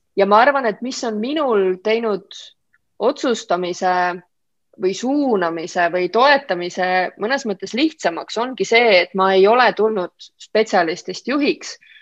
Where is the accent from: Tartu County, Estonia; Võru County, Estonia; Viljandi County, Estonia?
Viljandi County, Estonia; Olustvere; also born or lived in Võhma; ma olen pärit pisikesest kohast, äh, Olustverest, mis on Viljandimaal